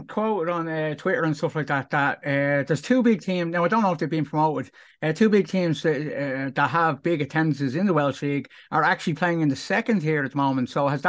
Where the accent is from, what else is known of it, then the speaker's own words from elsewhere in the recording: Ireland; as an Irish lad